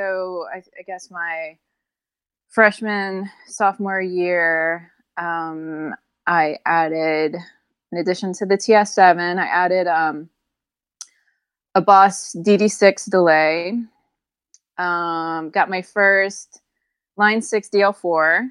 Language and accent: English; Lafayette, Louisiana, United States; I grew up in Lafayette, Louisiana